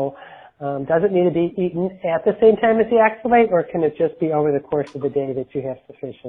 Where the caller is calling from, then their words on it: Detroit, Michigan, United States; I'm calling from the Detroit area in Michigan